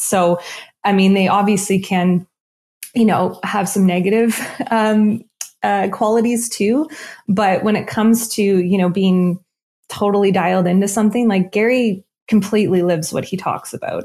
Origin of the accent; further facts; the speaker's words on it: Nova Scotia, Canada; I'm from Nova Scotia